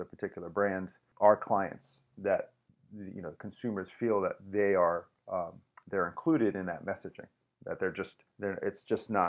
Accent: New York City, New York, United States; now in Tampa, United States; I was born and raised in New York City

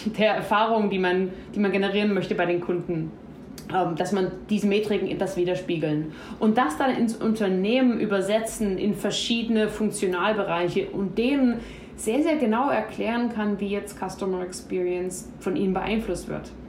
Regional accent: Germany; als Deutsche

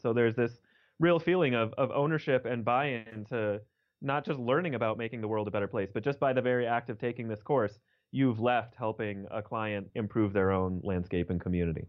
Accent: Denver, Colorado, United States; also born or lived in New York; So I was born and raised in Denver, Colorado, and that's, that's where I still live now

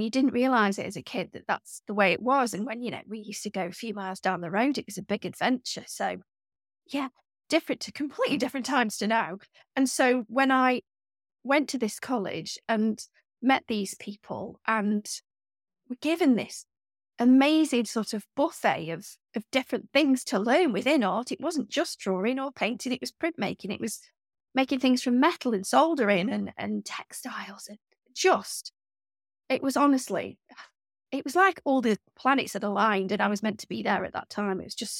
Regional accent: Stoke-on-Trent, West Midlands, United Kingdom; And I grew up in the Staffordshire Moorlands in a village, quite a big village. It wasn't, you know, really countrified, but we weren't near the city. And Stoke-on-Trent, where I grew up, is a really odd place anyway.

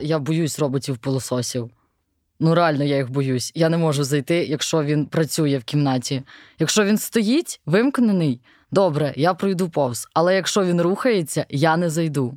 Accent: Bila Tserkva, Kyiv Oblast, Ukraine; я з Білої церкви, і для мене російська мова це взагалі щось було дуже далеке, тому що ну у нас суржик або українська

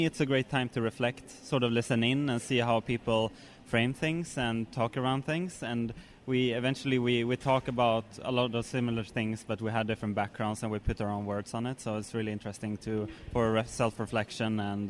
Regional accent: Stockholm, Stockholm County, Sweden; I'm from Sweden, in Stockholm.

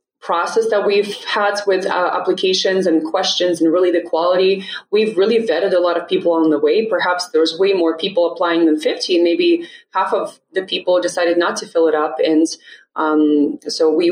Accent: Russia; moved away as an adult; now in United States; So I was born and raised in Russia. I moved to the States when I was 18

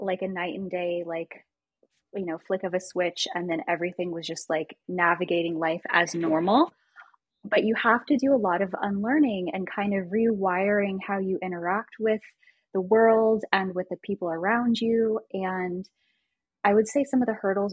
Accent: Washington, D.C. area in Virginia, United States; now in Kansas City, United States; I grew up in the Washington, D.C. area in Virginia

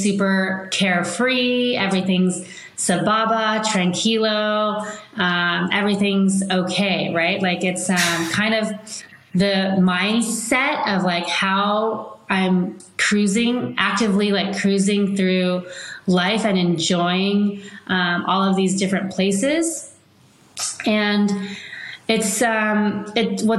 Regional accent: Palos Verdes, California, United States; I grew up in Palos Verdes, so it was very close to the sea

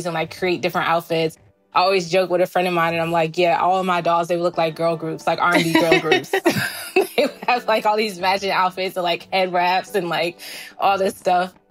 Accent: East Orange, New Jersey, United States; growing up in East Orange, we were really resourceful

